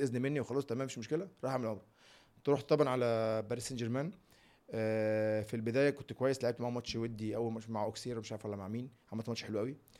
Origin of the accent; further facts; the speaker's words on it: Egypt; أنا مصري